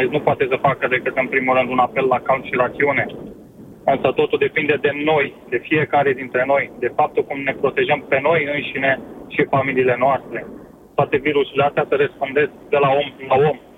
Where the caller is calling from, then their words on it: United Kingdom; Vă sunt din Marea Britanie.